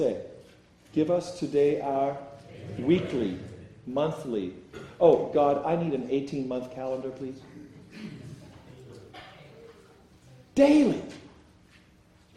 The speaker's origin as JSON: {"language": "English", "country": "South Africa", "said": "my home country of South Africa"}